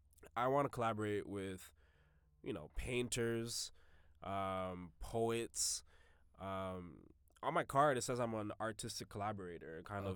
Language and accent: English; Jamaica; I'm a Jamaican. I'm a Jamaican. You got to have 4 or 5 jobs.